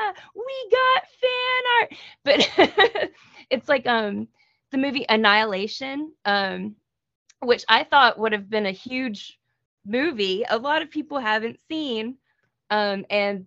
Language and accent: English; United States; I am aggressively American